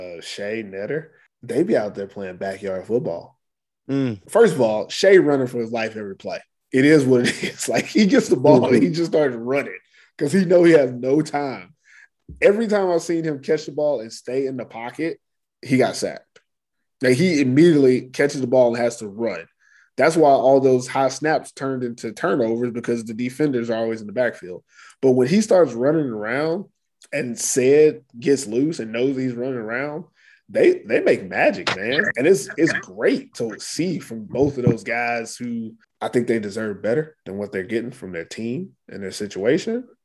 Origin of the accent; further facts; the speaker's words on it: Houston, Texas, United States; I'm from Texas. H-Town, stand up